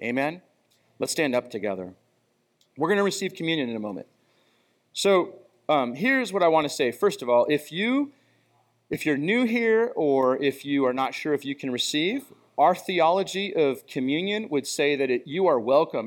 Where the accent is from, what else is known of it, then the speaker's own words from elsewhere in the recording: United States; I'm really appreciative of being an American and being born in our country